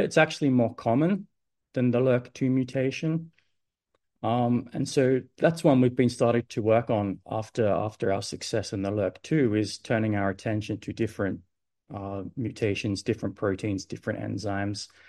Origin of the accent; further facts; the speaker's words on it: Adelaide, South Australia, Australia; moved away as an adult; now in Sydney, Australia; So I grew up in Adelaide